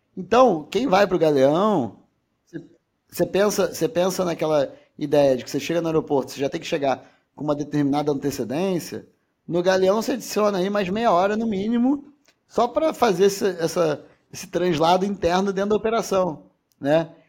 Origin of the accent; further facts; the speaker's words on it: Rio de Janeiro, Brazil; Eu sou carioca, fluminense, não torcedor do Fluminense, mas é, quem é do estado do Rio de Janeiro.